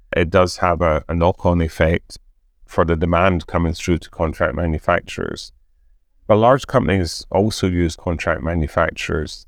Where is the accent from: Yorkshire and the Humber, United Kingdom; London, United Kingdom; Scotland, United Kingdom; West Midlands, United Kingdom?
Scotland, United Kingdom; being Scottish